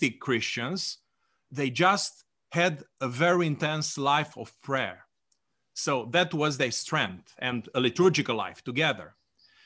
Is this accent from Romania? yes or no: yes; Romania; I was born in Romania